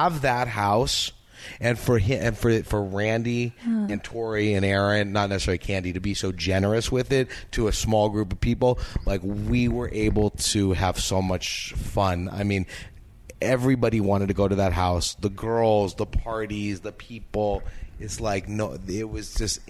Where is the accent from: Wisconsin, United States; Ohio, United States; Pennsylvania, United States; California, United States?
California, United States; Beverly Hills; I grew up in Beverly Hills, California